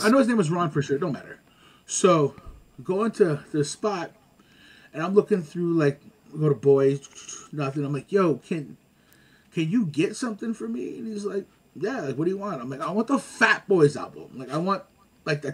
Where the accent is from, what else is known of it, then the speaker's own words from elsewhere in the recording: Montreal, Quebec, Canada; I'm from Lachine. That's how we said it